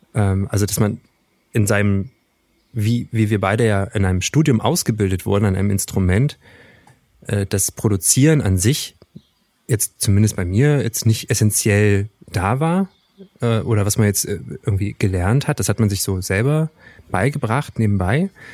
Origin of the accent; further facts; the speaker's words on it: Wernigerode, Saxony-Anhalt, Germany; Ich komme natürlich aus Wernigerode ursprünglich